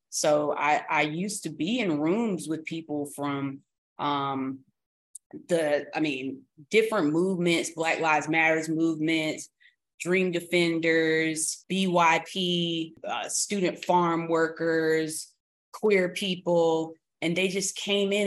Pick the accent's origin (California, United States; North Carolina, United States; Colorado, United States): North Carolina, United States; Durham; also born or lived in Oxford, North Carolina; I am from Durham, North Carolina, but I went to high school in Oxford, North Carolina. And then I came back and went to school again in Durham, North Carolina at Central.